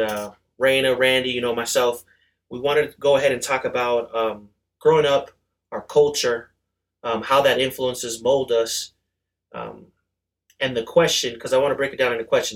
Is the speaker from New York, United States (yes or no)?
yes; New York, United States; I'm born in New York. Queens is the borough